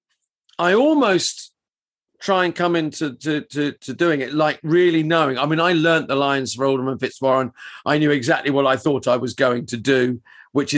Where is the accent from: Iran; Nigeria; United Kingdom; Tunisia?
United Kingdom; Luton, East of England; Luton, which is my hometown.